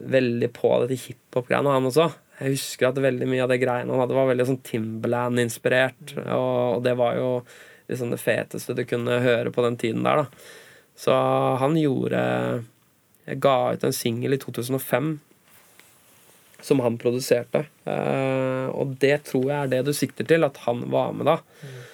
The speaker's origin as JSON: {"language": "Norwegian", "country": "Norway", "first_language": "Norwegian", "said": "Naturligvis, siden norsk er morsmålet mitt."}